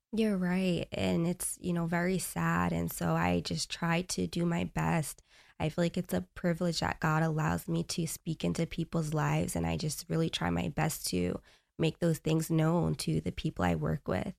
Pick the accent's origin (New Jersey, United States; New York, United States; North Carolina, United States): New York, United States; Long Island; moved away; I grew up in New York, Long Island.